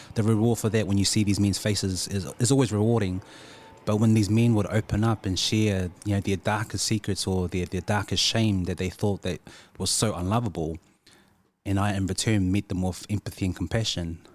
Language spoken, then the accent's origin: English; Christchurch, Canterbury, New Zealand; growing up in Christchurch, there weren't many people that looked like us